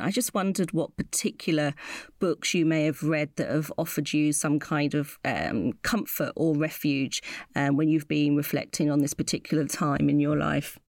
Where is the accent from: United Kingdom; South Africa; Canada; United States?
United Kingdom; as a mixed race uh, British Ghanaian